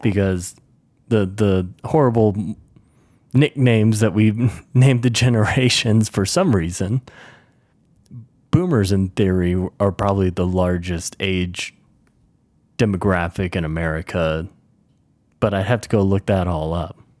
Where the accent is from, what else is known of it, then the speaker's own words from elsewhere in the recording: the South, United States; now in Mountain West, United States; I grew up in the South for the most part, and I've lived around the U S, and now I find myself in, uh, the Mountain West